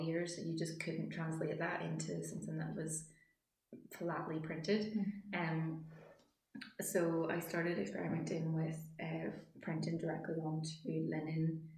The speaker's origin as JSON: {"language": "English", "town": "Randallstown", "region": "Northern Ireland", "country": "United Kingdom", "said": "I'm from Randallstown"}